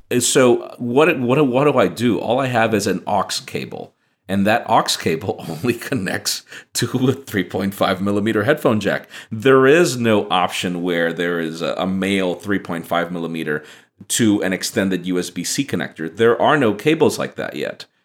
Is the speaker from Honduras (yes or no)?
yes; Honduras; moved away; I'm originally from Honduras